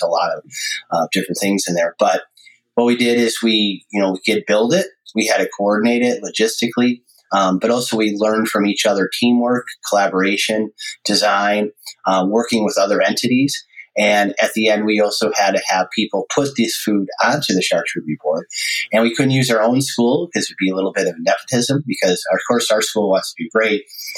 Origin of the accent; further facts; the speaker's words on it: Amherst, New York, United States; now in California, United States; I grew up in Buffalo, New York, or Amherst.